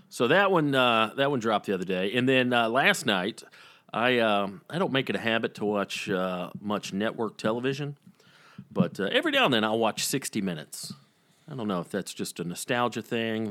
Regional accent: the South, United States; growing up in the South

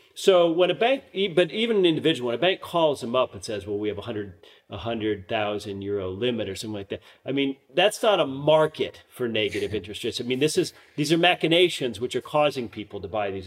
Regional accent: United States; now in Vienna, Austria; as an American

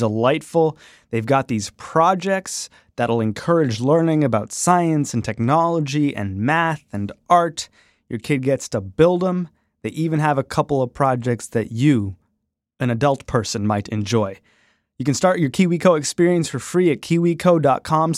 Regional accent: Canada; I grew up in Canada.

